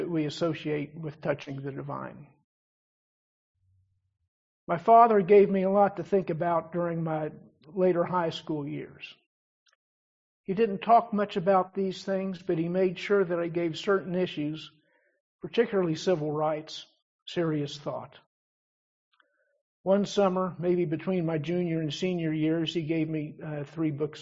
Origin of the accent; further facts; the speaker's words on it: Dayton, Ohio, United States; also born or lived in Huntington, West Virginia; I was born in Huntington, West Virginia, where my parents had been born and raised, and grew up in Dayton, Ohio, which is not that far from there